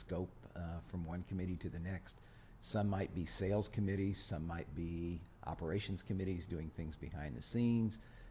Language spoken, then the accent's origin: English; Iowa, United States; moved away as an adult; now in Houston, United States; I grew up in Iowa, went to college in Iowa, and then had a job waiting for me in Houston.